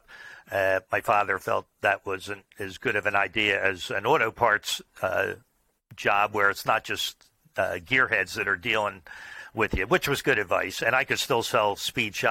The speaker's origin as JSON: {"language": "English", "area": "Oaklyn", "region": "New Jersey", "country": "United States", "tie": "born or raised there", "said": "I grew up locally in the same town that my business is in. It was called Oakland, New Jersey, so a suburb of Philadelphia"}